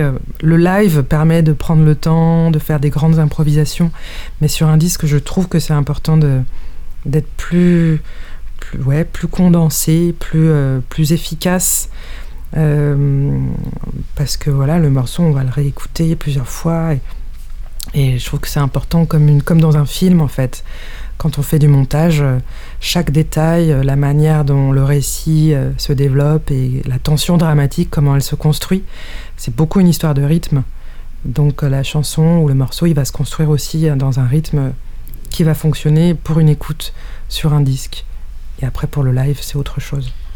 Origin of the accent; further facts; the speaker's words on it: France; moi, je suis né en France